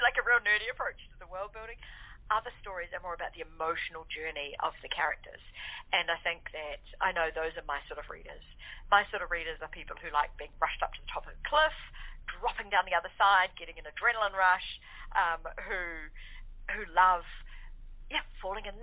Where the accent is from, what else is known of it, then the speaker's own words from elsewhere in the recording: New Zealand; Kiwis are New Zealanders, so I am a Kiwi